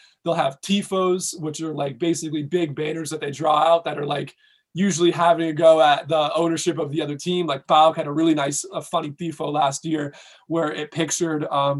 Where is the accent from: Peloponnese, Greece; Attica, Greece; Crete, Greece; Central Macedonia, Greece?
Peloponnese, Greece; Sparta; I mean, I'm from Sparta originally, so not really many good teams in Peloponnesus other than like Asteras Tripoli